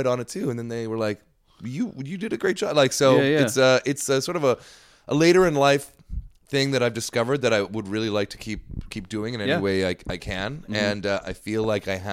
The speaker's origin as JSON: {"language": "English", "region": "Ontario", "country": "Canada", "tie": "born or raised there", "moved": "yes", "lives_now": "British Columbia, Canada"}